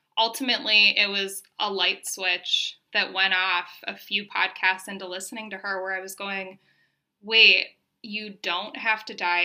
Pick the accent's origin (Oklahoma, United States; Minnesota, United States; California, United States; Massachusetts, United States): Minnesota, United States; moved away as an adult; now in Denver, United States; I'm from Minnesota originally, but moved to Denver right after I got my undergrad degree